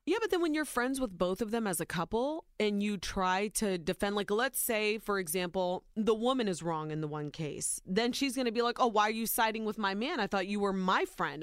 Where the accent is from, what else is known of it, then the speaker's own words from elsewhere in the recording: Ohio, United States; Soy Nicaraguense, but I was born and raised in Ohio